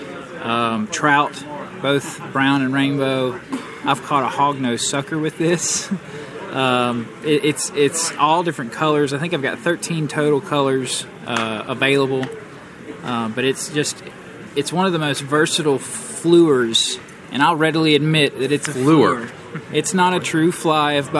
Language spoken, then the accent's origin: English; Nashville, Tennessee, United States; I'm from Nashville, Tennessee